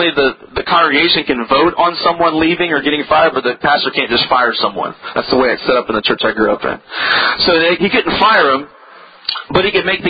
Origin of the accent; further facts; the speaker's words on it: Virginia, United States; I grew up on the East Coast in a little state called Virginia, and it's just south of Washington, D.C.